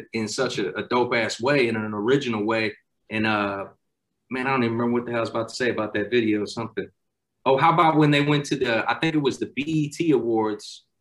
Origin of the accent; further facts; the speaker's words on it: Florissant, Missouri, United States; I grew up in Florissant, which is in St. Louis